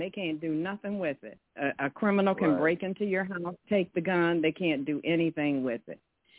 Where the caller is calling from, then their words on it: Detroit, Michigan, United States; from Detroit.